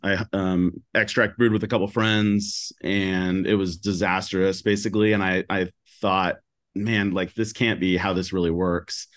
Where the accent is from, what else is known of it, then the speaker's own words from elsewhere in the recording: Seattle, Washington, United States; also born or lived in California; I'm from Seattle, like, born and raised